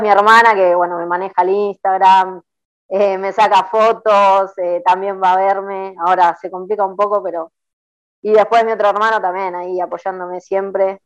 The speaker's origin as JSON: {"language": "Spanish", "town": "La Plata", "region": "Buenos Aires Province", "country": "Argentina", "tie": "born or raised there", "said": "nací en La Plata"}